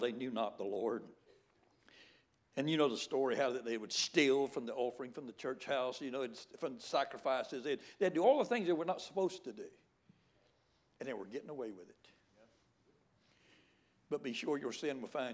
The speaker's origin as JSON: {"language": "English", "region": "the Bible Belt of the South", "country": "United States", "tie": "born or raised there", "said": "I was raised right here in the Bible Belt of the South"}